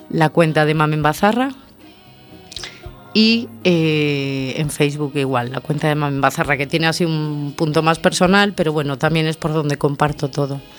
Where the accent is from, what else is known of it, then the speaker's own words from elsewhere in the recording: Canary Islands, Spain; Bueno, pues yo llegué un poco de Canarias con el buscarme la vida